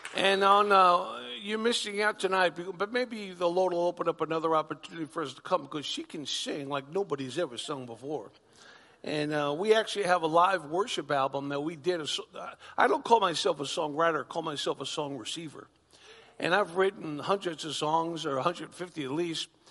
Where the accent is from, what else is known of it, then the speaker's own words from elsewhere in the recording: Long Island, New York, United States; moved away as an adult; also born or lived in Oklahoma; I'm a New Yorker. Born and bred in Long Island, New York